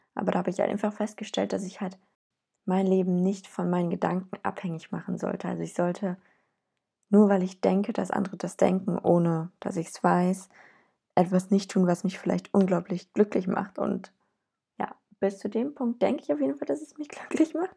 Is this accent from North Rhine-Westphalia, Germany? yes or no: yes; Cologne, North Rhine-Westphalia, Germany; ich komme aus Köln